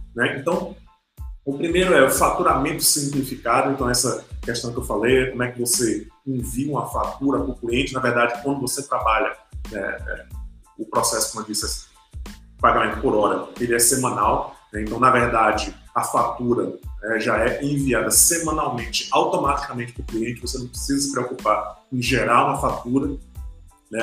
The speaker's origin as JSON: {"language": "Portuguese", "country": "Brazil", "said": "a gente como brasileiro"}